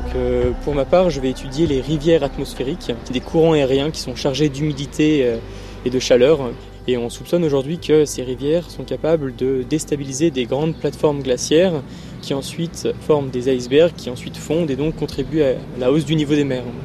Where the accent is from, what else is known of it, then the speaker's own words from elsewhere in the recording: Grenoble, Auvergne-Rhône-Alpes, France; also born or lived in Les Arcs; je suis né à Grenoble, j'ai vécu aussi une partie de ma vie aux Arcs, euh, dans les Alpes.